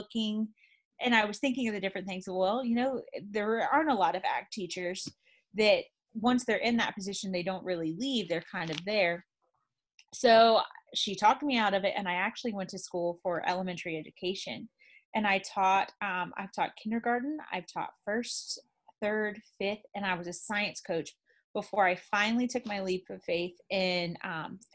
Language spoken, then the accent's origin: English; near Zephyrhills, Florida, United States; growing up so close to Zephyr Hills